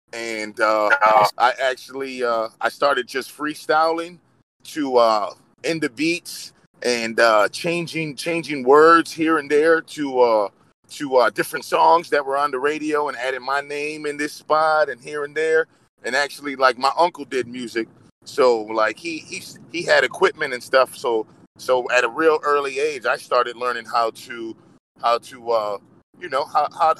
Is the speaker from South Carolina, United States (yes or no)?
no; East Chicago, Indiana, United States; We are from East Chicago, Indiana, but we definitely are part of the whole region, which is the Northwest Indiana and Chicagoland scene